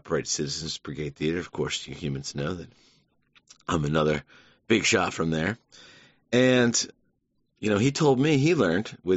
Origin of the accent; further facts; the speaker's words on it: Savannah, Georgia, United States; moved away; growing up in Savannah